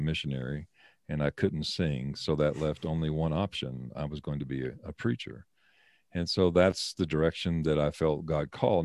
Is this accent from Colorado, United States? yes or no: yes; Colorado, United States; moved away as an adult; also born or lived in Oklahoma / Seattle, Washington; My wife and I are both born and raised in Colorado